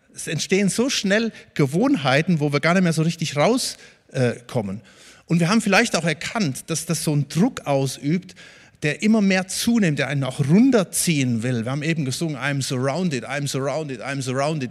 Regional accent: Germany

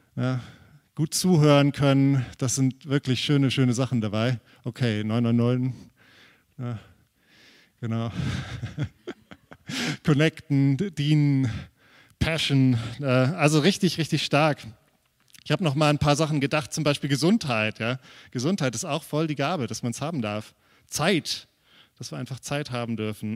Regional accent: Germany; wir als Deutsche

